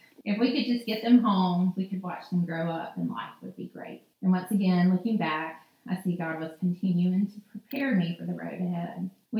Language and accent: English; Brookhaven, United States; We moved to Brookhaven when I was entering first grade. My school friends were my church friends. Just like a normal small town